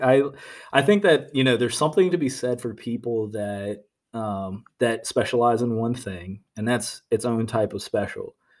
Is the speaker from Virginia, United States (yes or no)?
yes; Norfolk, Virginia, United States; moved away as an adult; also born or lived in Nashville; I was born and raised in Norfolk, Virginia.